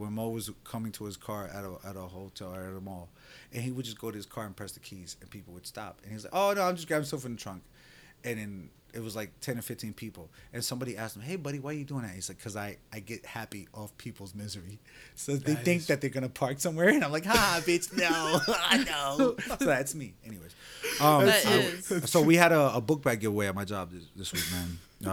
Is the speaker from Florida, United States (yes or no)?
yes; Orlando, Florida, United States; I'm from Sky Lake South